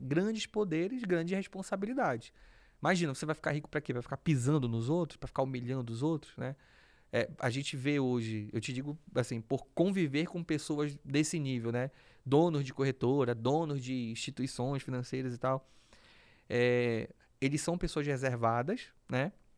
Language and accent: Portuguese; Belém, Pará, Brazil; moved away; Então eu cresci num, num bairro periférico de Belém